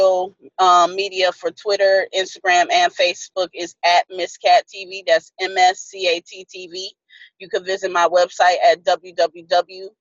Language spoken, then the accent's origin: English; upstate New York, United States; also born or lived in San Antonio, Texas; now in Texas, United States; I was born in San Antonio, but before I even turned one, we moved to upstate New York. So most of my childhood, I was raised, you know, there.